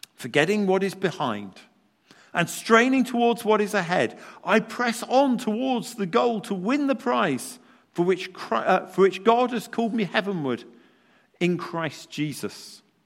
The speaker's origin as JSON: {"language": "English", "country": "United Kingdom", "said": "as British people"}